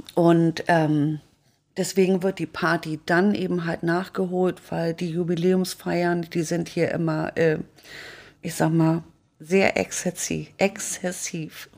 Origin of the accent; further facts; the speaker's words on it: Hamburg, Germany; moved away; Ich komme ja aus Blankenese.